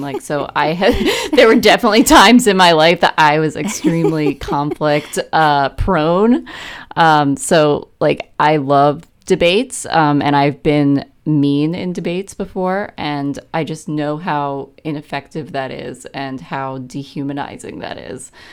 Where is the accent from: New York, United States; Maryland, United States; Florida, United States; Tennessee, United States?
Maryland, United States; I'm from Maryland too, as you know, and, uh, my family was not, like, super political